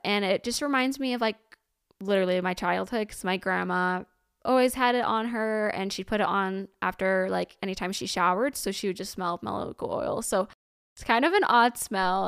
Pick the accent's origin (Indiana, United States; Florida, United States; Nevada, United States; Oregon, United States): Indiana, United States; I'm from Indiana, born, ra-, and raised Hoosier.